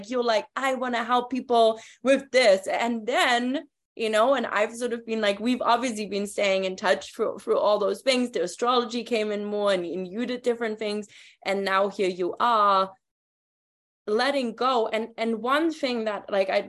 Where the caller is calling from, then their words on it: Toronto, Ontario, Canada; you know, I'm tuning in from Toronto right now. I'm super close to Colleen right now, but living in Mexico now.